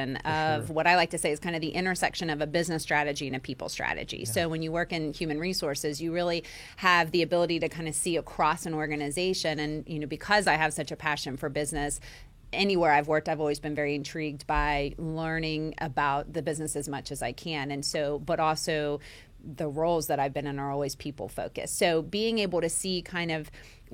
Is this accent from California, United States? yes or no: no; Centerville, Ohio, United States; now in West Virginia, United States; I grew up in Ohio, Centerville, Ohio